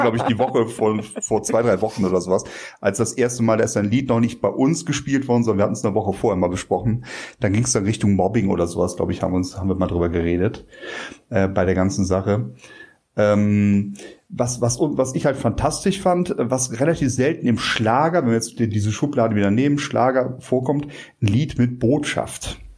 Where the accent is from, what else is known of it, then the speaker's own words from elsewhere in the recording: Rhineland, Germany; als Rheinländer